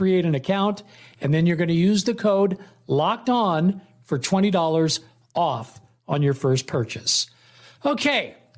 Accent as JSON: {"language": "English", "town": "Oakland", "region": "California", "country": "United States", "also_born_or_lived": "San Leandro", "moved": "as an adult", "lives_now": "Las Vegas, United States", "said": "I'm from Oakland / San Leandro, living in Las Vegas right now."}